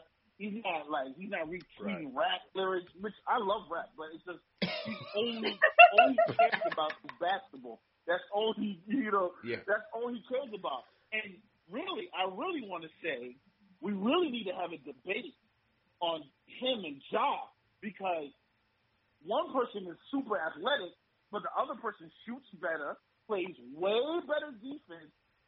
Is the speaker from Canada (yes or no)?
no; New York City, New York, United States; I'm from the Bronx